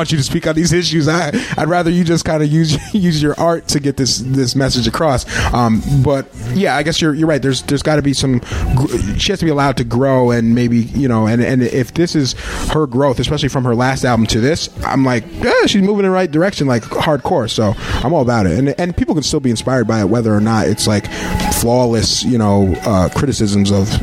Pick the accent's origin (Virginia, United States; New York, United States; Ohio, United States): New York, United States; Berne; moved away; I'm from Bern, by the way, Bern, New York. So rural